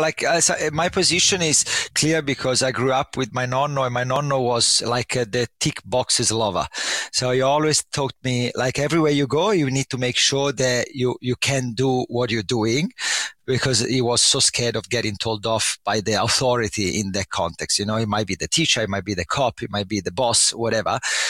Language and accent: English; Livorno, Tuscany, Italy; So I come from Tuscany, from the only Tuscan city which is famous for nothing, which is Livorno.